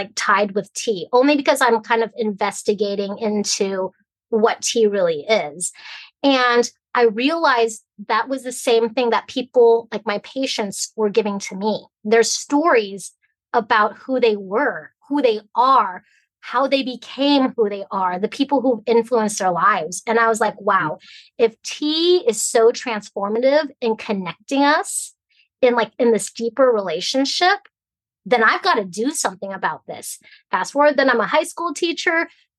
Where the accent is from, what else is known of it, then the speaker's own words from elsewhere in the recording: Hong Kong; now in United States; Like, I'm from Hong Kong, which you think of like New York City, Paris, you know, but way back then in the 50s, the 60s is totally different than what you see it is today. And so we came to America for opportunity, right?